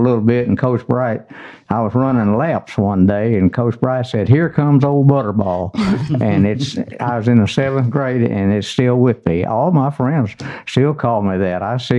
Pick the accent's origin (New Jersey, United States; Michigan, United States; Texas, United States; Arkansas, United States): Arkansas, United States; Conway; Conway, yes.